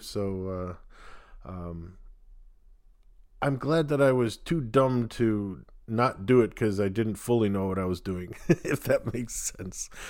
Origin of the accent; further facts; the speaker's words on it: Wheaton, Illinois, United States; I grew up near Wheaton